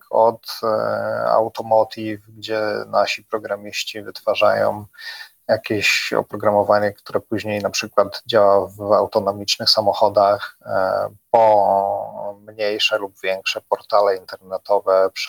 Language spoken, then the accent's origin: Polish; Poland; wystarczy wspomnieć, że jesteśmy z Polski i to jest świetne przełamanie tak naprawdę pierwszej takiej bariery